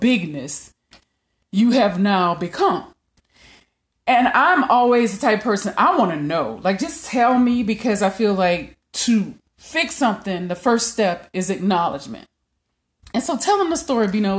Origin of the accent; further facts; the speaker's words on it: Louisiana, United States; I'm from Louisiana